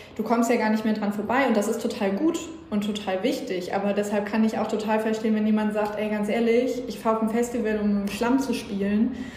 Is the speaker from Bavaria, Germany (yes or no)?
no; Schleswig-Holstein, Germany; ich komme aus Schleswig-Holstein, ich bin mit NDR 2 groß geworden